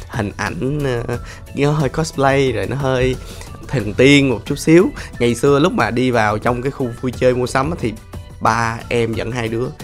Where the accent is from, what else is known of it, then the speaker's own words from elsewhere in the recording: Ho Chi Minh City, Vietnam; Thì em uh, vẫn là người Sài Gòn thôi à, ba mẹ em ở hóc môn